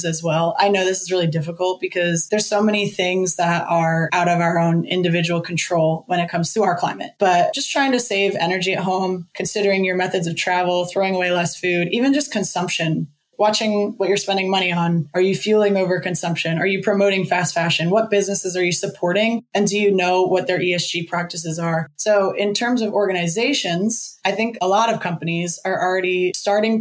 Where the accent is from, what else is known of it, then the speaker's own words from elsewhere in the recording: Northeast, United States; also born or lived in Los Angeles, California; now in Jacksonville, United States; I grew up in the Northeast